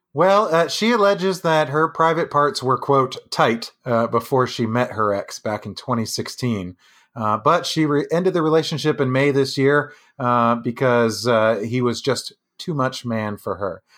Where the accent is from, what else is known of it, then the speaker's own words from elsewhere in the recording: Jupiter, Florida, United States; We grew up in Jupiter, Florida.